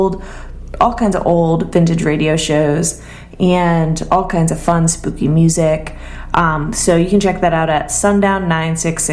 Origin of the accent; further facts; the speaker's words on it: Old Lyme, Connecticut, United States; the earlier part of my childhood, I grew up in Old Lyme, Connecticut.